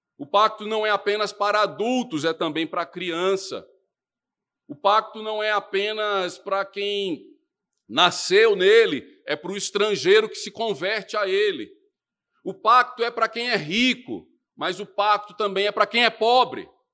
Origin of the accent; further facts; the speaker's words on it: Recife, Pernambuco, Brazil; moved away; also born or lived in Brasília; no meu nascimento em Recife, Na minha infância lá, na minha adolescência em Brasília